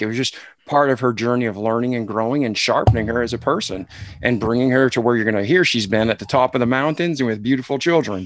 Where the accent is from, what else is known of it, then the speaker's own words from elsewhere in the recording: Milford, Massachusetts, United States; I'm from Boston, outside of Boston, Milford, Mass